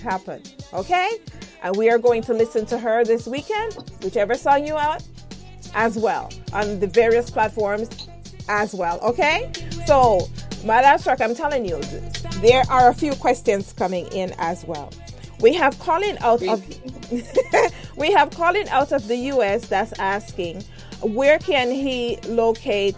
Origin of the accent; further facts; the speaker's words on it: Jamaica; As a Jamaican